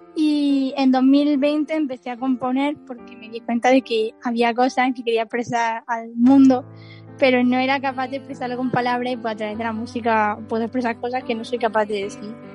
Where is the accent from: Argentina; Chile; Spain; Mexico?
Spain; Pulpí, Andalusia; Almería, las playas de Almería, claro, yo en mi tierra las recomiendo siempre.